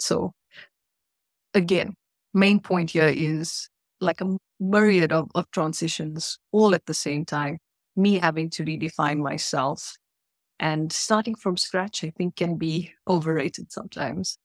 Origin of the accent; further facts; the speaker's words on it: South Africa; moved away as an adult; now in Canada; not born in not born, uh, anywhere else but South Africa, spent thirty years of my life there and then immigrated to Canada.